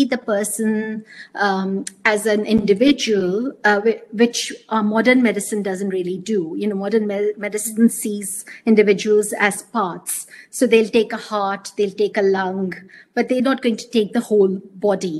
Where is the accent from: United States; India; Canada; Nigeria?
India; South India; since I come from the South